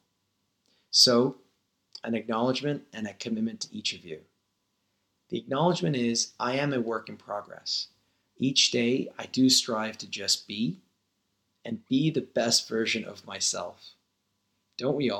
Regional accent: Denver, Colorado, United States; also born or lived in India; I was born in Denver, Colorado in 1980.

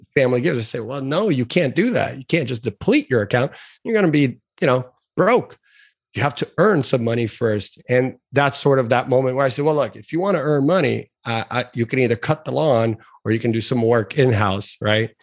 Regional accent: South Florida, United States; also born or lived in Brazil; I had been here in the United States for a year. So we came from Brazil originally to South Florida

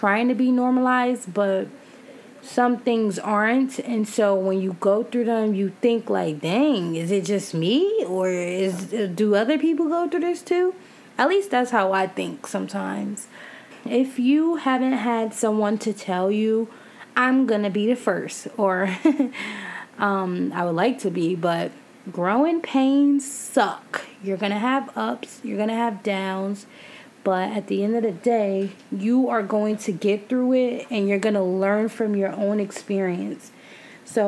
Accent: New York, United States; I'm from New York

